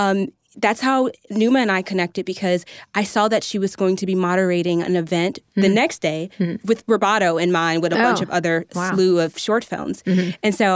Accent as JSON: {"language": "English", "town": "Chicago", "region": "Illinois", "country": "United States", "tie": "born or raised there", "also_born_or_lived": "Oak Park, Illinois", "moved": "as an adult", "lives_now": "Los Angeles, United States", "said": "I just grew up in Chicago, went to the theater school at DePaul University."}